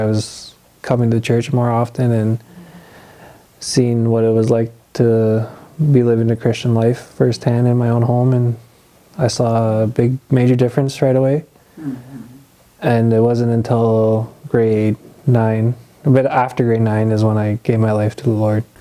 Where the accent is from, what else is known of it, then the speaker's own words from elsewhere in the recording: Sudbury, Ontario, Canada; also born or lived in Moose Factory, Ontario; I was born and raised in Moose Factory, Ontario. I I was I lived there until I was nine years old, and when I was nine, I, in 2001, I moved here to Sudbury, Ontario